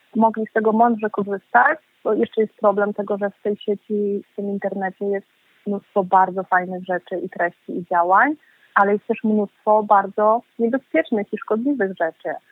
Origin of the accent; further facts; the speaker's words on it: Warsaw, Masovian Voivodeship, Poland; ja naprawdę jestem mieszczuchem, ja się urodziłam w Warszawie, moi rodzice pochodzą z Warszawy